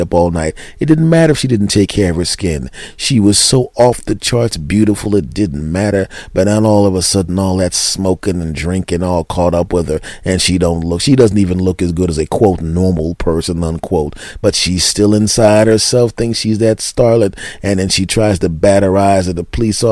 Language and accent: English; Philadelphia, Pennsylvania, United States; I'm from Philly